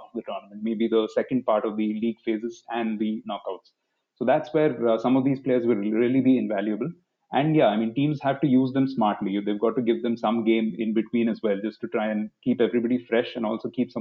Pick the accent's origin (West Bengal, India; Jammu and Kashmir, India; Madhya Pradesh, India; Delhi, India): Delhi, India; I come from Delhi